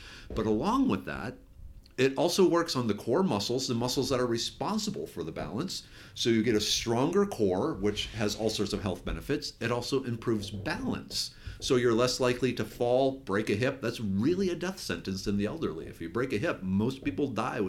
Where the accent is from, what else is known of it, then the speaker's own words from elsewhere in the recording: Minnesota, United States; moved away as an adult; now in Texas, United States; I actually grew up in Minnesota. I did not move to Texas until 1997 after I finished grad school.